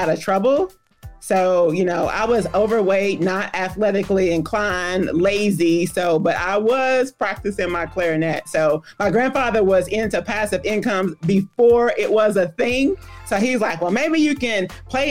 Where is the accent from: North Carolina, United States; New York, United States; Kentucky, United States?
Kentucky, United States; Louisville; I am from Louisville, Kentucky, like you said, home of the Kentucky Derby. And it all began, I'm not ashamed of my age, 1970